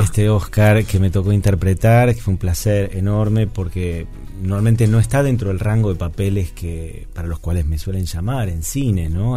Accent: Argentina; hacemos los argentinos

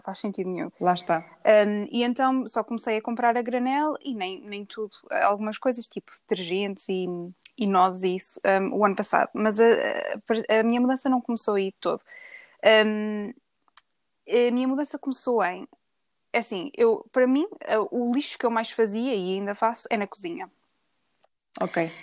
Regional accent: Viseu, Portugal; moved away as an adult; now in England; sou natural de Viseu, mas já estou a morar desde 2013 em Inglaterra

